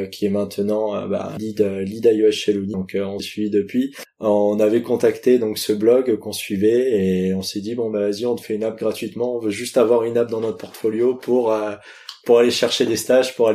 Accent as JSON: {"language": "French", "town": "Lyon", "region": "Auvergne-Rhône-Alpes", "country": "France", "tie": "born there", "also_born_or_lived": "Paris region", "said": "je suis né à Lyon, j'habite en région parisienne, j'habite Guyane"}